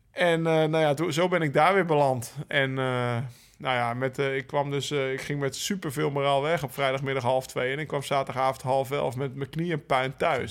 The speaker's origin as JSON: {"language": "Dutch", "country": "Netherlands", "said": "als Nederlanders"}